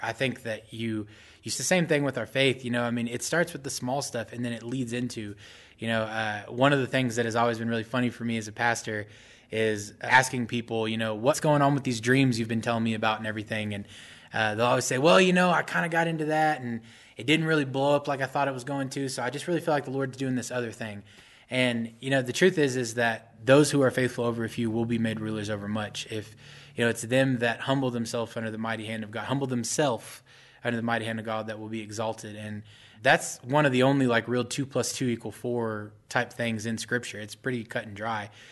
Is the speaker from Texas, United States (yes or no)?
yes; Mesquite, Texas, United States; also born or lived in Dallas, Texas; I'm actually from Mesquite, Texas, but I grew up right, right around Dallas my whole life